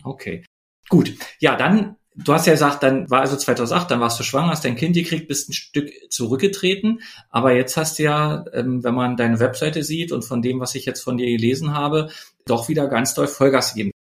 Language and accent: German; Germany; wir Deutschen